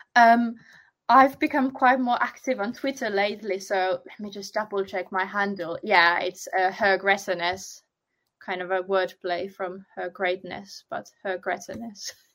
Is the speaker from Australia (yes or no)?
no; Finland; now in United Kingdom; I'm originally from Finland, but I've only started doing SEO once I moved to the UK